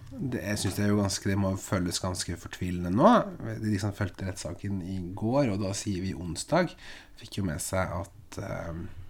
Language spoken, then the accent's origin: Norwegian; Eastern Norway, Norway; now in Bodø, Norway; du kommer som Som søring, ja. østlending, til Nord-Norge